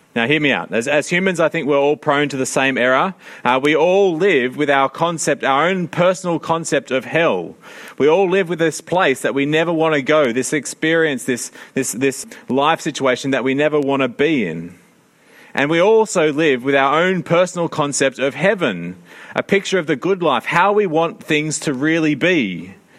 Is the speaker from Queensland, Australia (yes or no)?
no; Sydney, New South Wales, Australia; I grew up in Sydney